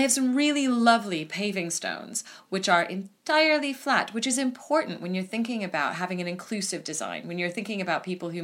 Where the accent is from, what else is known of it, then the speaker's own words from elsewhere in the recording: United States; now in United Kingdom; as an American